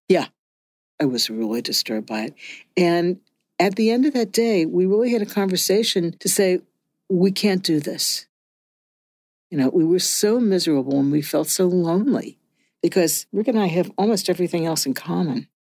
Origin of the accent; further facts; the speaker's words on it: Cincinnati, Ohio, United States; I grew up in Cincinnati, Ohio, which was one of the enclaves of the John Birch Society